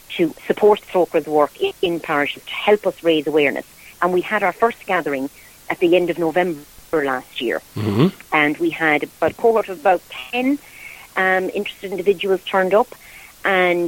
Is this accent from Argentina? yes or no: no; Croom, Munster, Ireland; I'm originally from Croom in County Limerick